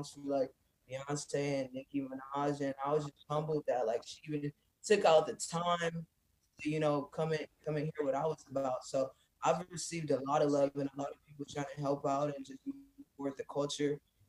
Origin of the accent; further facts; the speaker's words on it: California, United States; also born or lived in Detroit, Michigan / San Diego / Los Angeles; I grew up majority in California, but okay. like I said, I also grew up in Detroit, and that's where I'm originally from.